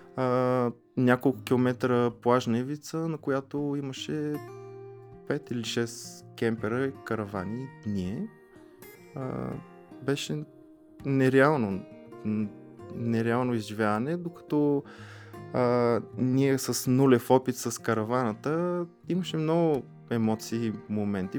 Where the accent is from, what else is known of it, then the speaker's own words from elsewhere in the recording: Pleven, Pleven Province, Bulgaria; аз съм от Плевен и до Плевен има един каньон на река Чернелка